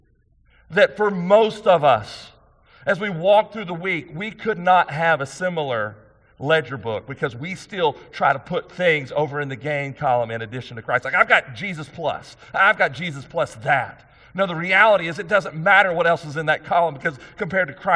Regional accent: United States; I'm a conservative American

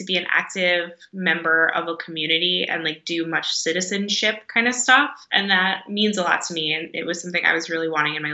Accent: New York City, New York, United States; now in North Adams, United States; And I'm from New York. I was born in Manhattan

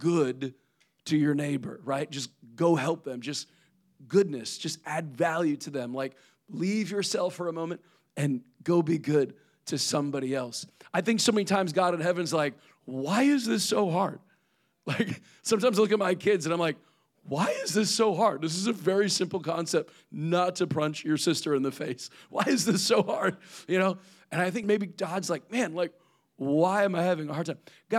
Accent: Midwest, United States; moved away; I am from the Midwest. I was born and raised in the cornfields

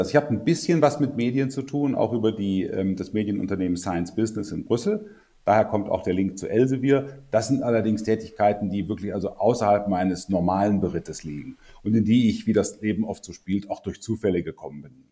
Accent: Lower Saxony, Germany; also born or lived in North Rhine-Westphalia; Also ich bin eher ein Norddeutscher, ähm, geboren in der Nähe äh, von, vom Harz mehr oder weniger, dann relativ lange in südlichen Niedersachsen gelebt, lange im Rhein, Nordrhein-Westfalen zur Schule gegangen

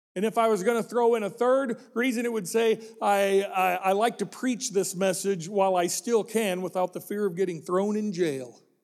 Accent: Illinois, United States; When I grew up in Illinois

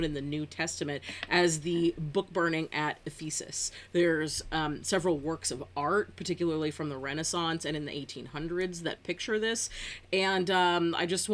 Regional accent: Northern California, United States; as a Californian

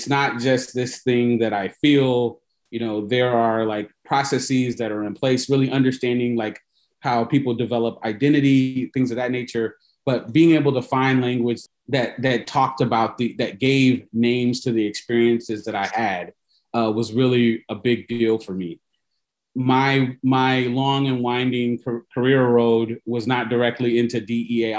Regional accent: Fort Wayne, Indiana, United States; I was born in Fort Wayne, Indiana, which is a town in Northeast Indiana. I'm a Midwest kid

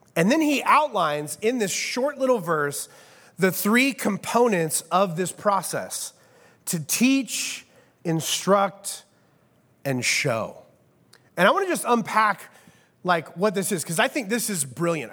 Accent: Midwest, United States; I am from the Midwest

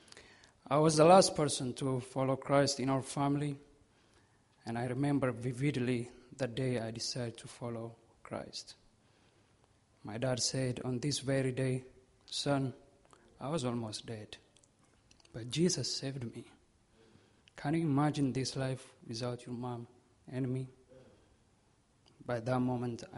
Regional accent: Ethiopia; moved away; I was born in Ethiopia on July 6, 1995

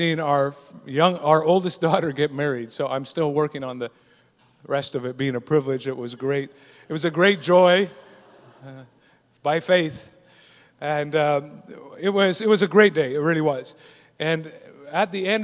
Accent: Scotland, United Kingdom; I'm Scottish

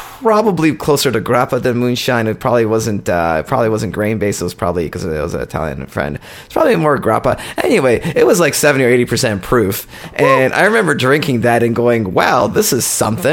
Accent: Ontario, Canada; born or raised there; also born or lived in Poland

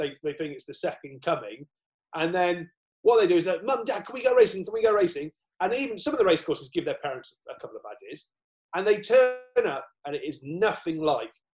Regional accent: Southwell, East Midlands, United Kingdom; where I was brought up near Southwell.

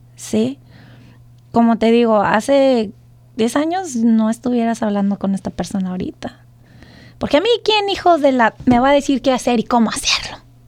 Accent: Mexico; now in United States; nuestro México

